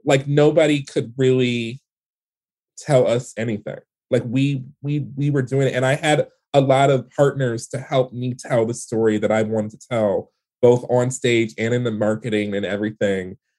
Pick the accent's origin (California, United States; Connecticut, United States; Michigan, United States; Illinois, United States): Michigan, United States; Detroit; the world that I grew up in in Detroit